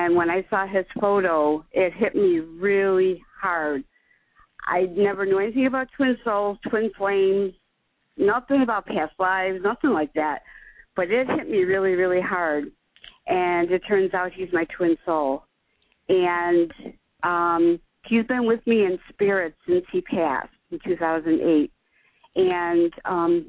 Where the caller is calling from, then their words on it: Chicago, Illinois, United States; Chicago, Illinois.